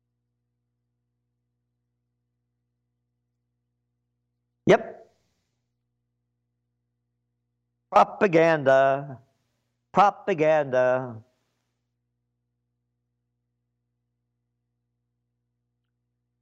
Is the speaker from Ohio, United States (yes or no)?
no; New York City, New York, United States; My blood is Italian. My heart is American. A Napolitano born in the Bronx, born to be free